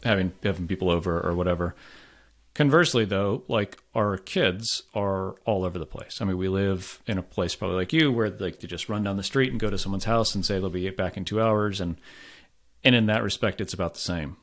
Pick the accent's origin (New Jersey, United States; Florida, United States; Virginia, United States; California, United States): Florida, United States; moved away as an adult; also born or lived in France; now in Providence, United States; I'm from Florida originally